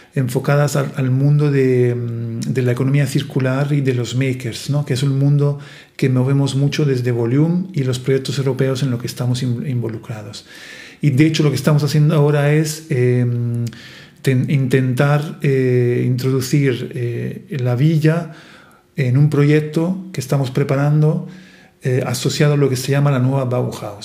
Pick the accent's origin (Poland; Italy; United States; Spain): Italy; Spanish is a second language; now in Marche, Italy; soy italiano